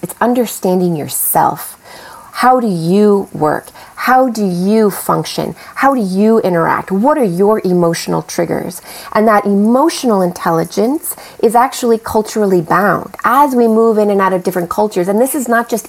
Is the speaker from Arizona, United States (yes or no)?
yes; Phoenix, Arizona, United States; I grew up in Phoenix where it was not that diverse